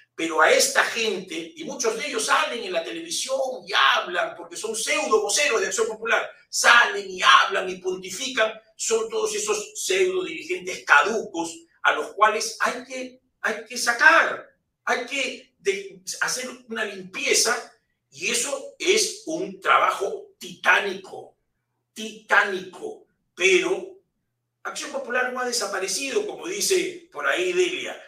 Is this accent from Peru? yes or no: yes; Peru; somos los peruanos